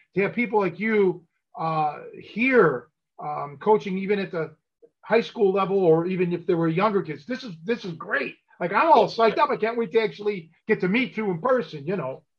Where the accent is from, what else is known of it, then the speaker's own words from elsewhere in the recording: Cleveland, Ohio, United States; now in Chicago, United States; I'm a transplant. I think I mentioned before that I was originally from Cleveland, and I moved to Chicago in 87.